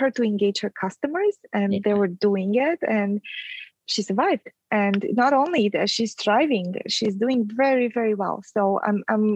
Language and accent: English; Transylvania, Romania; moved away; I'm Romanian. I was born in Transylvania